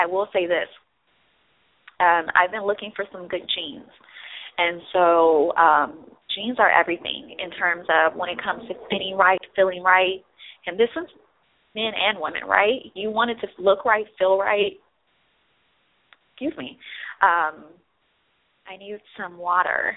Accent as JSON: {"language": "English", "region": "Midwest", "country": "United States", "moved": "yes", "said": "I'm from the Midwest"}